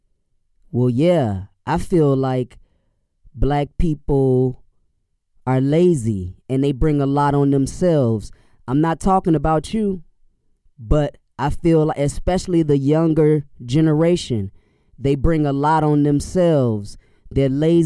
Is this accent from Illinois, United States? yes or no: yes; Chicago, Illinois, United States; I'm from Inglewood, which is a few neighborhoods east of them.